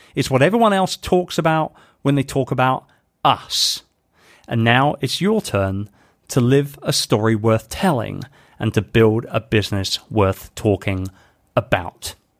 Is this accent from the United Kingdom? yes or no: yes; United Kingdom; moved away; being a Brit, um, and, and particularly somebody who is doing more and more business now back home in the U K